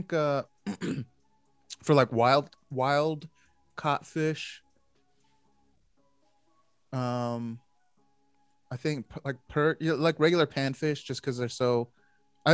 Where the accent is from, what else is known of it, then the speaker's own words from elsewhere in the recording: Philippines; as a Filipino